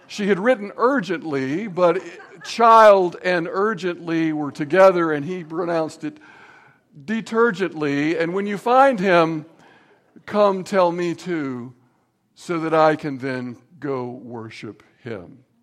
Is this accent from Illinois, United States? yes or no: no; Signal Mountain, Tennessee, United States; where I was growing up on Signal Mountain